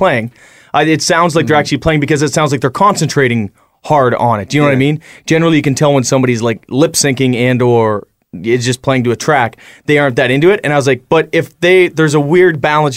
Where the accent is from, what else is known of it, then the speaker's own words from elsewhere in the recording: Canada; We spend our whole lives in Canada